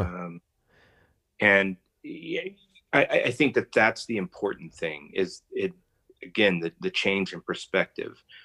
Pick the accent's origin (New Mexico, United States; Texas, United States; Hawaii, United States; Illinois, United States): Texas, United States; I'm a Texan